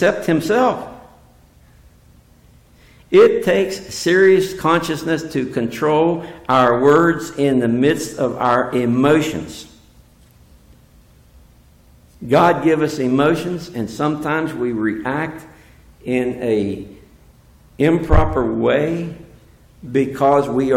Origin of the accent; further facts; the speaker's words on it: West Virginia, United States; I'm from West Virginia